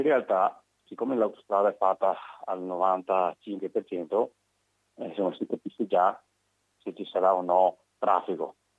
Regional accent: Veneto, Italy

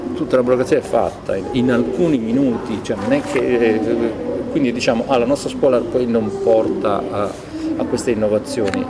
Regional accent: Copertino, Apulia, Italy; al mio paese Copertino Lecce

